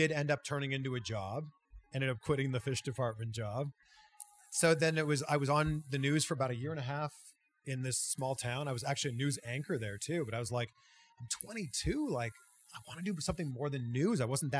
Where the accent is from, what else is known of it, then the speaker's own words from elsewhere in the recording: 60 miles from Peterborough, Ontario, Canada; There was a small TV station 60 miles from my hometown in a small town called Peterborough, Ontario.